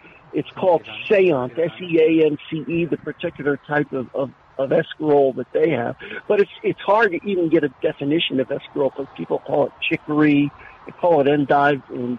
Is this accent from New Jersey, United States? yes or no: yes; New Jersey, United States; moved away; I grew up in the Northeast in New Jersey, and as you can imagine, that area is loaded with Italians.